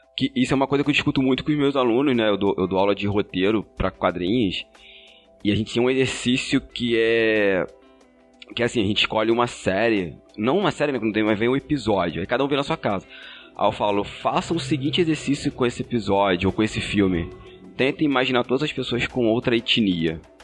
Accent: Magé, Rio de Janeiro, Brazil; Eu sou da Baixada Fluminense, cidade de Magé.

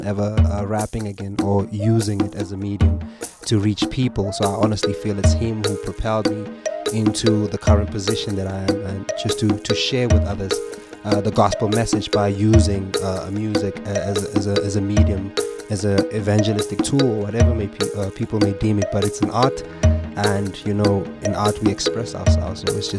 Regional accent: El Dorado Park, Gauteng, South Africa; now in Boksburg, South Africa; I hail out of the East Rand now, currently living in Boksburg, but I'm originally from El Dorado Park, yeah.

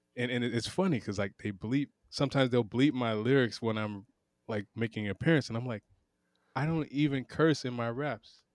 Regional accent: Pensacola, Florida, United States; I'm from Pensacola, Florida, which is an old, old town

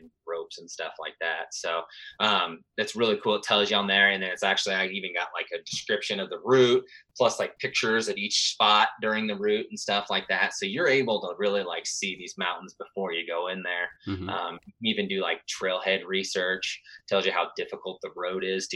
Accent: Midwest, United States; moved away as an adult; now in Colorado, United States; growing up in the Midwest

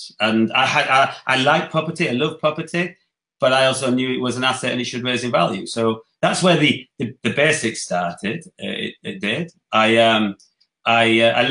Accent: Dewsbury, Yorkshire and the Humber, United Kingdom; also born or lived in Leeds / Barnsley / Wakefield; I come from Yorkshire, I was born in Leeds, lived in Dewsbury, grew up in Dewsbury

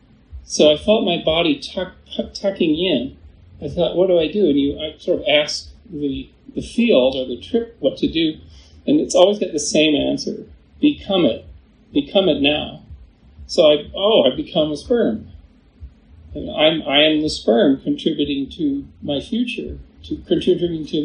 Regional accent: Victoria, British Columbia, Canada; the very room that I was born in Victoria, British Columbia

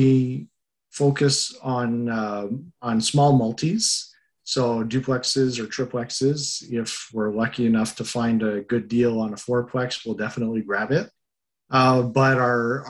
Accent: Montreal, Quebec, Canada; moved away as an adult; now in Cornwall, Canada; originally I am from Montreal, and I've been living out near Cornwall for about the last 12 years

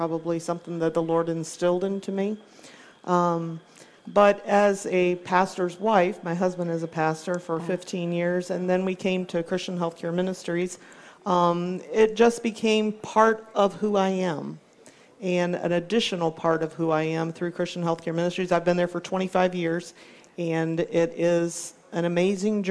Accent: Hampton Roads, Virginia, United States; Hampton Roads, Virginia, my hometown

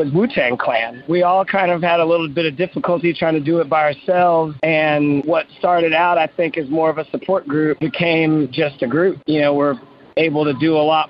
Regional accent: Roanoke, Virginia, United States; I grew up in Roanoke, Virginia

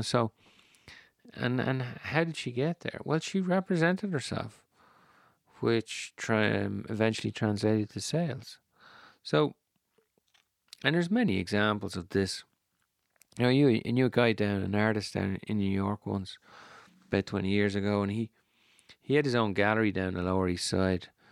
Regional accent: Ireland; I'm Irish. We don't like drawing attention to ourselves, the Irish

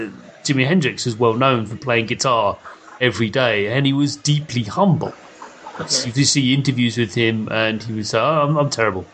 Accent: United Kingdom; I'm apologizing for being European. But I'm British.

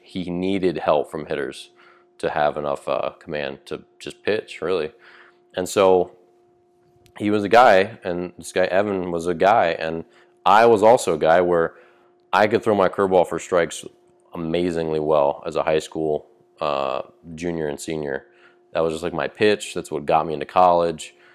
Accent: Maryland, United States; moved away; when I grew up in Maryland

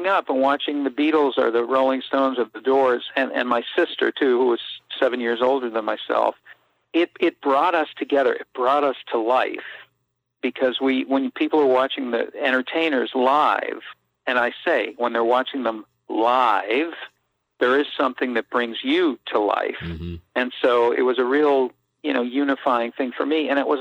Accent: Boston, Massachusetts, United States; I grew up in Dorchester in the 60s and early 70s

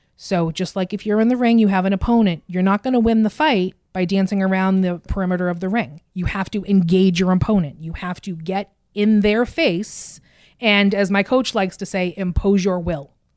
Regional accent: Burlington, Massachusetts, United States; I grew up in Burlington

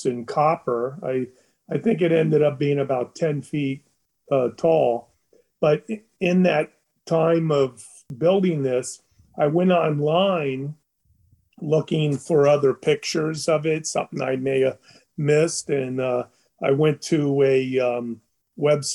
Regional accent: Florida Keys, United States; also born or lived in Chicago, Illinois; I've lived in the Keys all my life. Since I was two weeks old, my mother brought, I was born in Chicago, and I was brought here when I was 2 weeks old in 1959

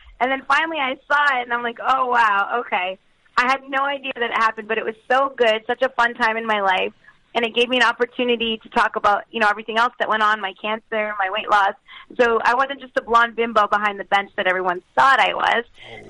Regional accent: Canada; I'm Canadian. I love hockey.

